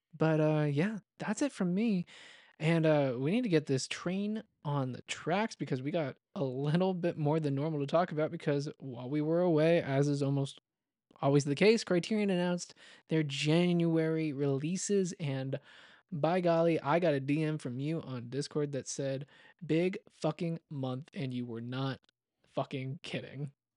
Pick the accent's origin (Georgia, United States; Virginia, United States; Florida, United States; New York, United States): Georgia, United States; Atlanta; now in Fort Worth, United States; I'm from Atlanta